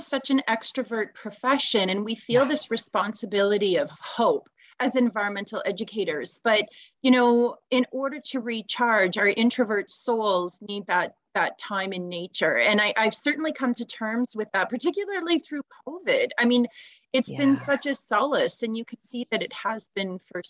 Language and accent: English; Newmarket, Ontario, Canada; I grew up in Newmarket. I was born in Northwestern Ontario for the first 5 years of my life and really had that nature connection. And then when we came to Southern Ontario